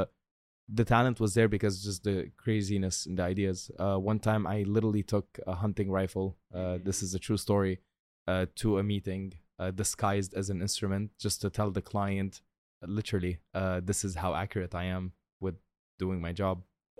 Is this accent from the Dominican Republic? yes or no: no; Tripoli, North Governorate, Lebanon; I'm from Tripoli. Google it. All right. It's not a nice place in Lebanon. I mean, it's very nice, but we broke.